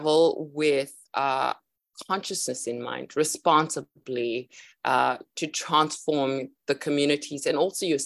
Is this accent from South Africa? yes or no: yes; South Africa; I am originally from South Africa, but I'm traveling around the world at the moment.